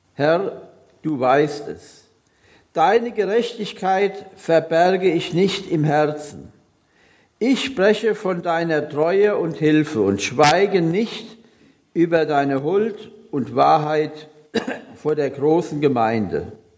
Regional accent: Hunsrück, Bad Kreuznach district, Rhineland-Palatinate, Germany; moved away; Ich komme oder ich bin gebürtig aus dem Hunsrück, also Kreis Kreuznach

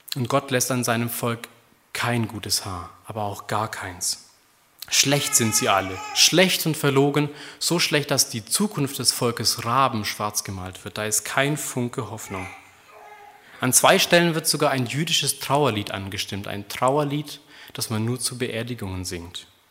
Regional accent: Germany; Wir sind als Deutsche

